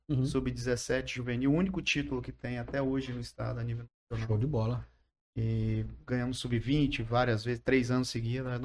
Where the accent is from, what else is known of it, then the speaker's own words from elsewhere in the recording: Glória, Espírito Santo, Brazil; Glória, onde fui criado, né?